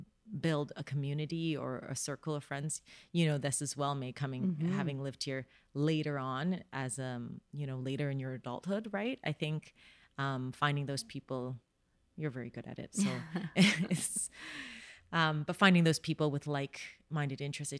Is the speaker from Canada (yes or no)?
yes; Canada; It was hard being Canadian.